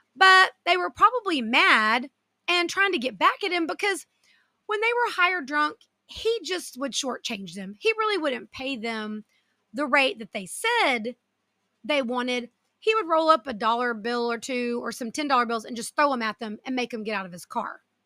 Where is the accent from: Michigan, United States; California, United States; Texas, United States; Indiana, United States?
Texas, United States; south of Austin, small town in; I live in a small town here in Texas, south of Austin, with my husband and our two girls. The town I currently live in is my hometown